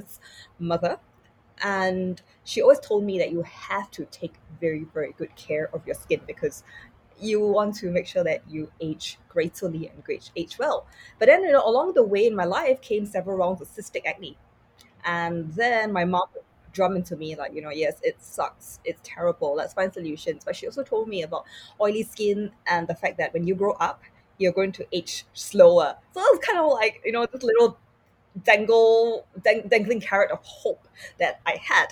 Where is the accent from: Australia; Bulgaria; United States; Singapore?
Singapore; growing up in Singapore